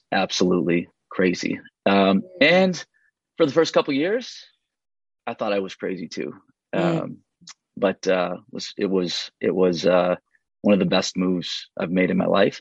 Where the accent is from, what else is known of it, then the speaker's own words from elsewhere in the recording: St. Paul, Minnesota, United States; moved away as an adult; also born or lived in Chattanooga; I grew up in St. Paul, went to school in Minneapolis